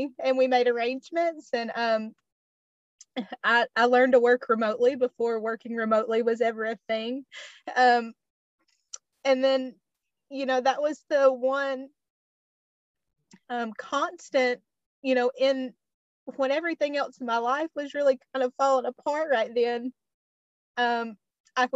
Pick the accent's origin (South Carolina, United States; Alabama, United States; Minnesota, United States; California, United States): Alabama, United States; moved away; move back to my home state of Alabama